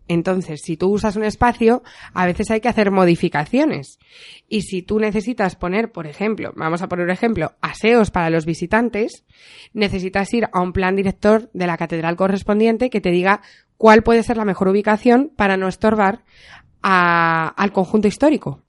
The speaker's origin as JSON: {"language": "Spanish", "country": "Spain"}